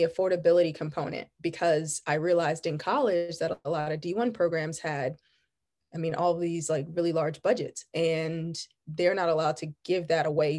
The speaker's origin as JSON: {"language": "English", "town": "Virginia Beach", "region": "Virginia", "country": "United States", "tie": "born or raised there", "also_born_or_lived": "Richmond, Virginia", "said": "growing up in the Virginia Beach area was quite a unique experience"}